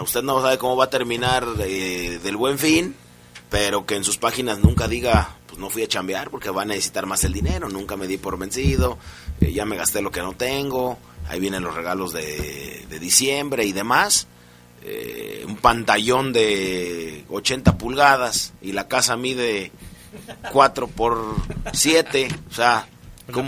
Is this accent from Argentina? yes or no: yes; Argentina; mi tierra